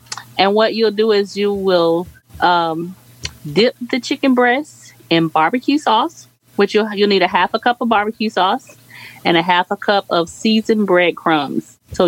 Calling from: Jacksonville, Florida, United States; This is … from Jacksonville, Florida.

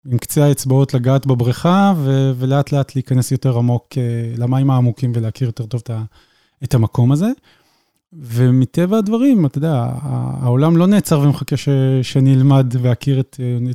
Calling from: Petah Tikva, Central District, Israel; אה, אני מגיע מפתח תקווה.

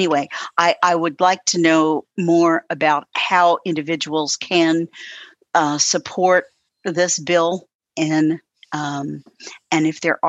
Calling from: Louisville, Kentucky, United States; I'm in Louisville, Kentucky.

